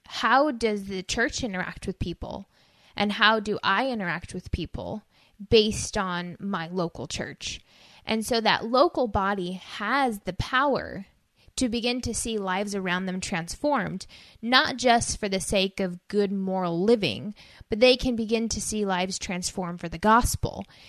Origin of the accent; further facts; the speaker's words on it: United States; our identity as people, as American citizens